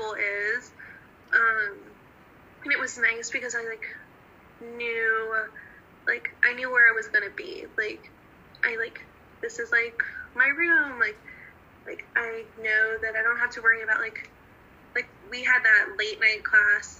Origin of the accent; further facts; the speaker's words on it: Northern Virginia, United States; moved away; I grew up in Northern Virginia